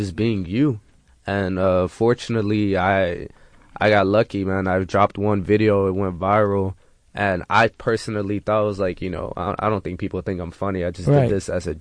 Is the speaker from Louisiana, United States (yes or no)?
no; Houston, Texas, United States; moved away; also born or lived in Toronto; I was born and raised in Houston